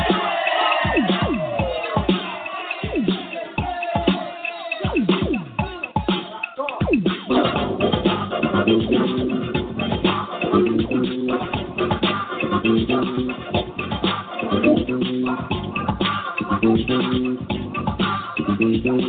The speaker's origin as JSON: {"language": "English", "town": "Philadelphia", "region": "Pennsylvania", "country": "United States", "said": "I'm from Philly"}